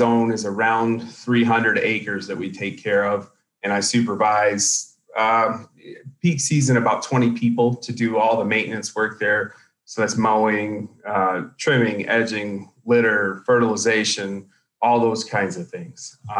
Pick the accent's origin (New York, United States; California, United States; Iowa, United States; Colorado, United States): Iowa, United States; Winterset; born there; So I was born in Iowa in a very small town, the same town that John Wayne was actually born in, Winterset, Iowa. So that's the only claim to fame as far as that town. I didn't live there long.